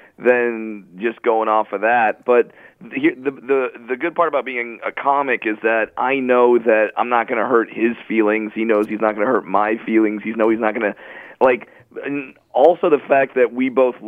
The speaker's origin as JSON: {"language": "English", "area": "Orange County", "region": "California", "country": "United States", "said": "I'm from Orange County, California, which is a Disney country"}